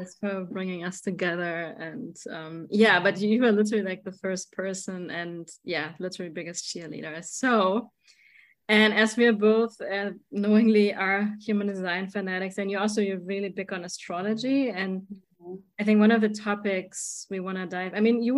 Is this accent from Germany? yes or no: yes; Germany; I'm from Germany. So we speak German